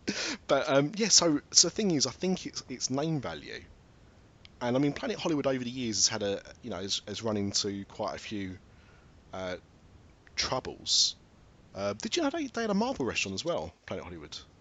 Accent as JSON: {"language": "English", "country": "United Kingdom"}